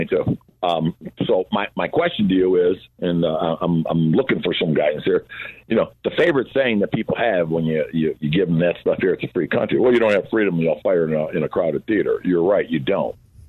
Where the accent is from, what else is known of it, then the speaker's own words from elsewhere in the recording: Cleveland, Ohio, United States; I'm from Cleveland. I live here part-time